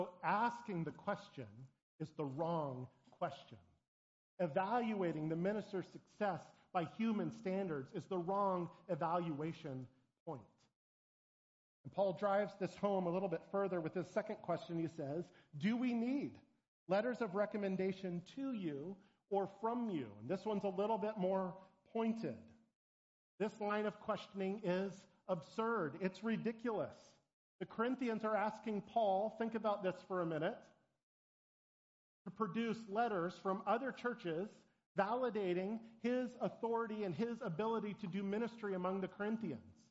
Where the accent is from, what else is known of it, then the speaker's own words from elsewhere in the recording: Portland, Oregon, United States; moved away; I grew up in Portland, Oregon